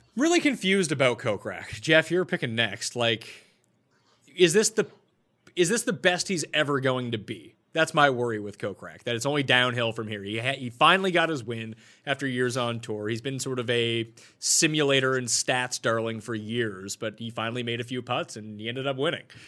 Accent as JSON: {"language": "English", "country": "Canada"}